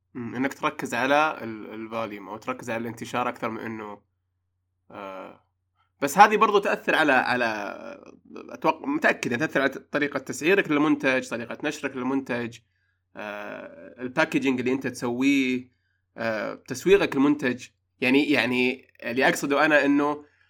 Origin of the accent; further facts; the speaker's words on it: Saudi Arabia; عندنا في السعوديه